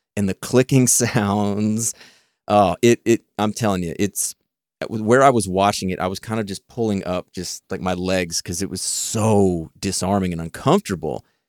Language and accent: English; Texas, United States; I'm from Texas